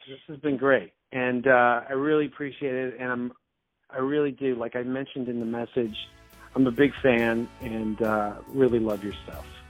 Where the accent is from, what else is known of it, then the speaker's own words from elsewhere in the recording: Canada; also born or lived in Toronto; I'm Canadian. I'm talking from Toronto